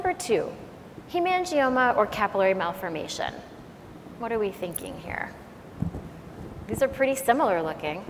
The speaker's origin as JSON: {"language": "English", "country": "Canada", "said": "I'm Canadian, so I speak a little bit of French"}